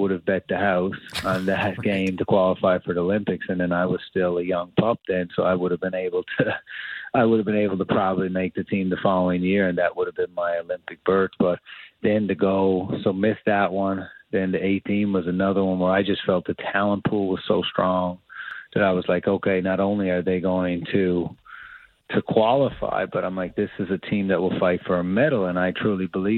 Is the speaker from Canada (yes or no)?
yes; Canada; the pride of just being a Canadian